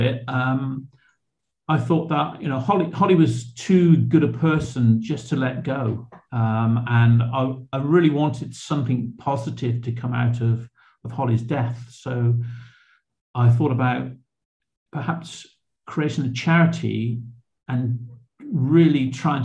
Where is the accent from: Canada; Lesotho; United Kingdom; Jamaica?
United Kingdom; Bristol, South West England; moved away as an adult; also born or lived in Cheltenham; I was brought up in Shirehampton